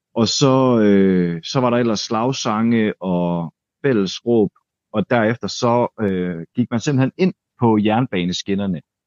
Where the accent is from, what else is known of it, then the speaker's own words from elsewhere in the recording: Denmark; nu kommer jeg her som dansker